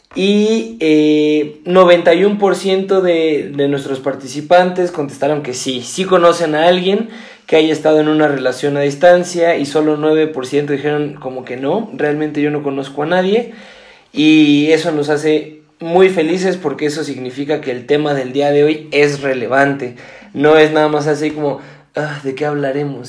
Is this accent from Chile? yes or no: no; Mexico; yo soy de México